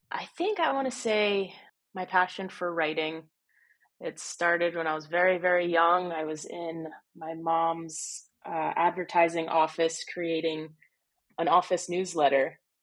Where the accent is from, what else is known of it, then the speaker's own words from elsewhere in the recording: New Jersey, United States; now in Florida, United States; I didn't grow up in Florida, I grew up in New Jersey